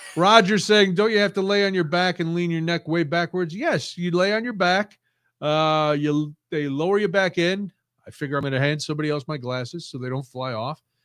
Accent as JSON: {"language": "English", "country": "United States", "said": "I'm American"}